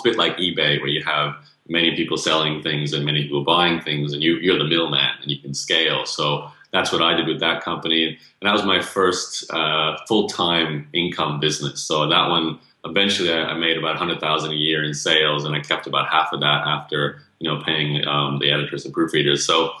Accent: Australia; accent: Canadian; Well, born and raised in Australia, although I have Canadian parents, hence Canadian accent.

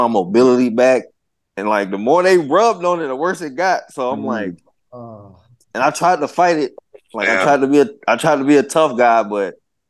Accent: Southern United States, United States; I'm from the South. I understand. I'm not tripping.

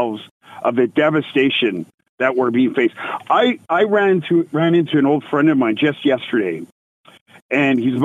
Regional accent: Canada; as a Canadian

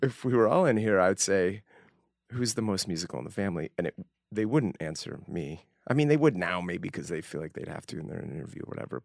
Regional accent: Northbrook, Illinois, United States; moved away as an adult; also born or lived in Evanston, Illinois / Utah; a little town called Northbrook, a suburban Chicago, uh, northern suburbs of Chicago. beautiful place. I was born in Evanston Hospital. Um, yeah, first 18 years of my life in Northbrook, Illinois

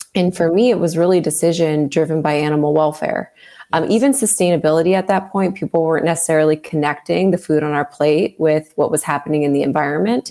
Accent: Southern California, United States; I grew up in Southern California

